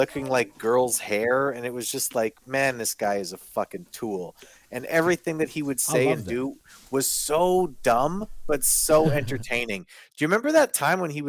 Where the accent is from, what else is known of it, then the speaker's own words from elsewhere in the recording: Canada; I'm a Canadian kid